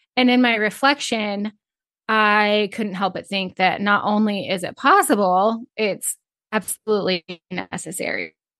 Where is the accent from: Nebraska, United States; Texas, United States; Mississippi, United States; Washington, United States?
Nebraska, United States; Northeast; I grew up in Northeast Nebraska on a small feed yard.